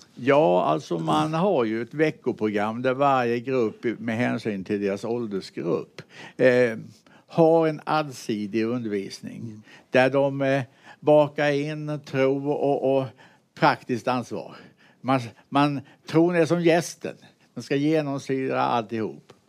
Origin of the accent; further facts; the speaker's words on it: Mullsjö, Jönköping County, Sweden; also born or lived in United States; jag är uppväxt i Mullsjö